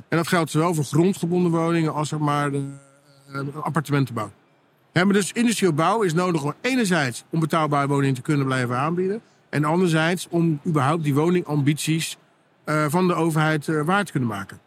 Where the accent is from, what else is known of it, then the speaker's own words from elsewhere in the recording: Netherlands; wij als Nederlanders